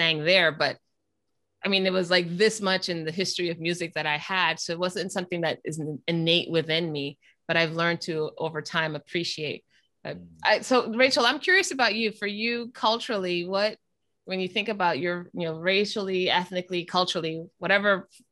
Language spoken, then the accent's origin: English; Panama; moved away; I'm from Panama originally, so the music that we grew up listening to was in another language